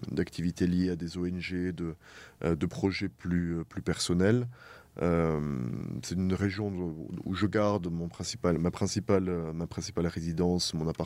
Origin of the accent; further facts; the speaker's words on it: France; moved away as an adult; now in Erbil, Iraq; en tant que Français